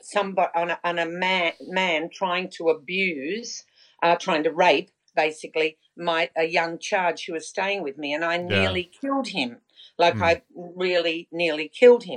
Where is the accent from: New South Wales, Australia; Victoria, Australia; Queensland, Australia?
New South Wales, Australia; Sydney; also born or lived in Melbourne; I was originally from Sydney